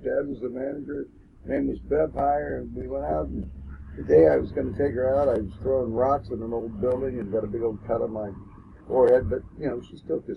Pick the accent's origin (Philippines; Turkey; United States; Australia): United States; Topeka, Kansas; also born or lived in San Francisco, California; I grew up in Topeka, Kansas. I was born in San Francisco